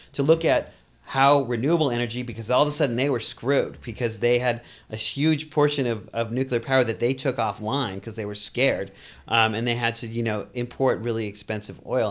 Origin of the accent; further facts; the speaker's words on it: Boston, Massachusetts, United States; moved away; also born or lived in New York City; I grew up in Boston, too. Um, you may catch that accent a little bit.